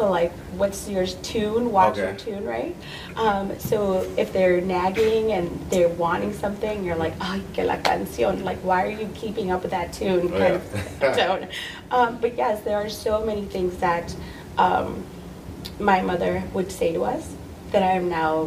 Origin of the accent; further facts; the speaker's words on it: Wheaton, Illinois, United States; also born or lived in Aurora, Illinois; now in Oswego, United States; I'm originally from Wheaton, Illinois, and I've been in Aurora since 19, well, actually, in Oswego, but I call Aurora, you know, my area where I hang and play and do all things business, since 1999